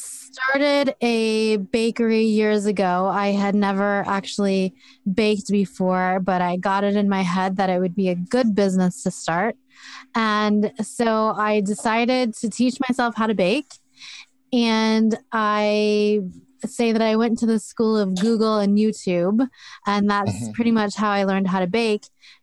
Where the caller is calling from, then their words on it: Oregon, United States; I am in Oregon, about 40 minutes west of Portland.